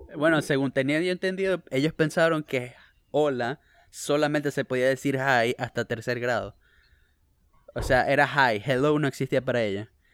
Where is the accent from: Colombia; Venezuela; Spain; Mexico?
Venezuela; moved away; also born or lived in Bakersfield, California, United States; Los, los cuatro somos venezolanos. No todos estamos en Venezuela.